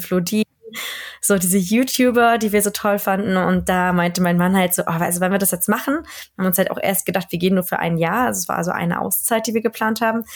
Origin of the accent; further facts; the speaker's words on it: Berlin, Germany; moved away as an adult; also born or lived in Rostock; now in Sweden; Ich komme ursprünglich aus Berlin. Ähm, bin in Berlin geboren und äh, da aufgewachsen